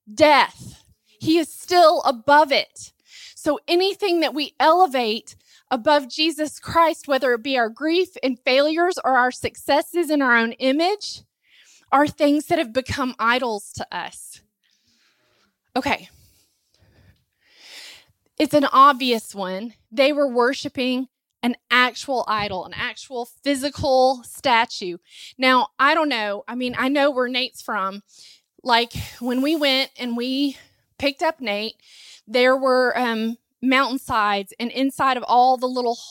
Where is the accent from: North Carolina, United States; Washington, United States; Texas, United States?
North Carolina, United States; Asheville; I grew up in Asheville, and so, or near Asheville, close